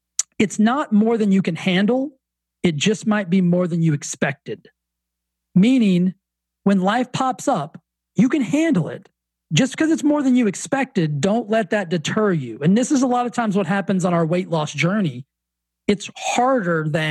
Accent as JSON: {"language": "English", "region": "Texas", "country": "United States", "tie": "born or raised there", "accent": "Southern", "moved": "yes", "lives_now": "Palm Desert, United States", "said": "I grew up in Texas"}